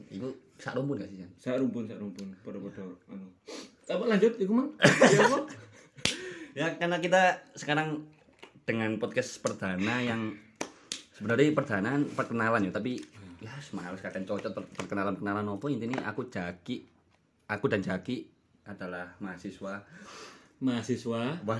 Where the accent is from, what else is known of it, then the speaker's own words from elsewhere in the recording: Lumajang, East Java, Indonesia; Saya berasal dari Lumajang